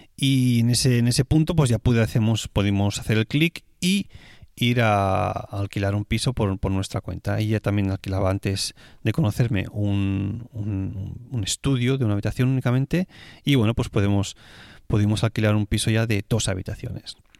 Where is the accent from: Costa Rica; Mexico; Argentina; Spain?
Spain; moved away as an adult; now in Switzerland; español viviendo en Suiza